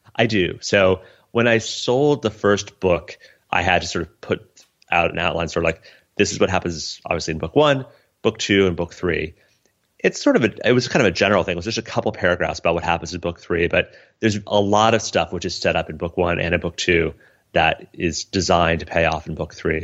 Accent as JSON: {"language": "English", "region": "Colorado", "country": "United States", "tie": "born or raised there", "said": "It was my childhood. It was growing up in Colorado"}